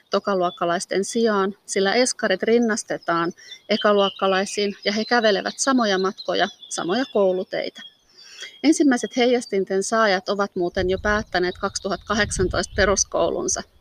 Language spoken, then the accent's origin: Finnish; Helsinki, Uusimaa, Finland; also born or lived in Vantaa; now in Lohja, Finland; Olen syntynyt Vantaalla ja lapsuuteni asunut eri puolilla Helsinkiä, pääkaupunkiseutua ja Uuttamaat. Perheemme muutti usein ja koulut vaihtuivat kahden vuoden välein.